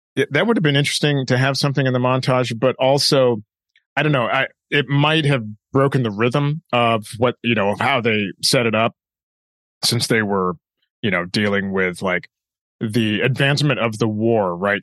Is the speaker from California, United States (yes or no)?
yes; Southern California, United States; I grew up in Southern California